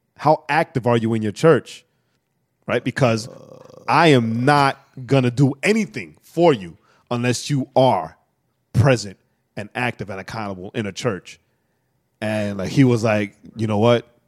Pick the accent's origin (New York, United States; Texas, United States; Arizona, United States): New York, United States; I'm straight from New York, projects